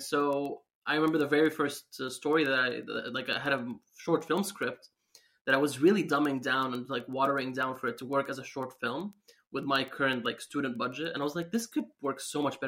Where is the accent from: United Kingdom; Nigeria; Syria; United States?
Syria; English is a second language; I grew up in Syria